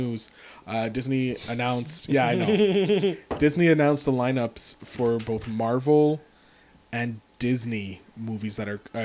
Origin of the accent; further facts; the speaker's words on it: Canada; I'm Canadian